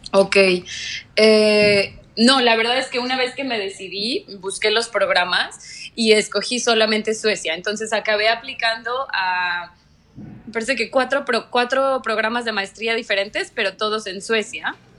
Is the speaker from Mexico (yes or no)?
yes; Mexico; moved away as an adult; also born or lived in Mexico City / Lund, Sweden; now in Malaysia; siempre soy 100% orgullosamente mexicana